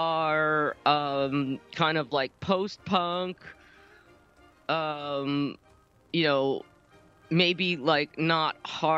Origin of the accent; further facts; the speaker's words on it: New Jersey, United States; moved away; because I'm not from the West. I'm from New Jersey, born and raised.